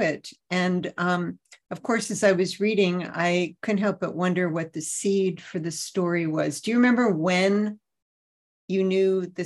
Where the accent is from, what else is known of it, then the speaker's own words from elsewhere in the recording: Altoona, Pennsylvania, United States; moved away; I was born in Altoona, Pennsylvania